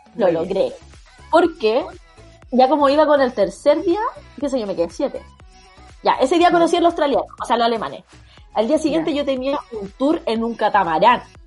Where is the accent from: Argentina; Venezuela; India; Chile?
Chile; yo con mi amiga, las dos chilenas